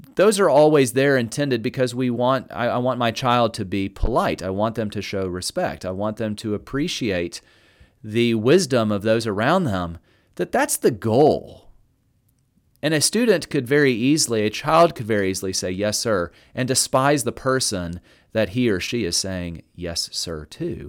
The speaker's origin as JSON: {"language": "English", "region": "the South", "country": "United States", "said": "I'm from the South"}